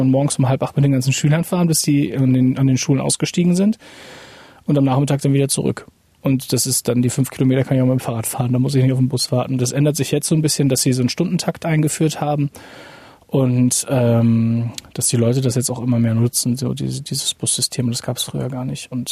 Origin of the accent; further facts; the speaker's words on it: Oebisfelde, Saxony-Anhalt, Germany; ich bin ja eben im Sperrgebiet groß geworden